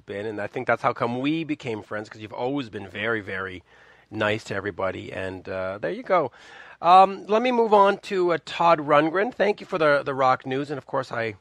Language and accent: English; Canada; as a Canadian